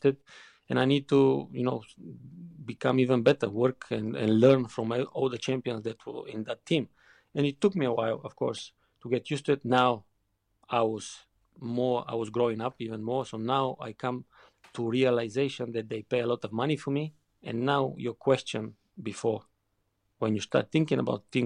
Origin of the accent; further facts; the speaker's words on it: Bulgaria; English is a second language; moved away as an adult; also born or lived in Germany / England; growing up in Bulgaria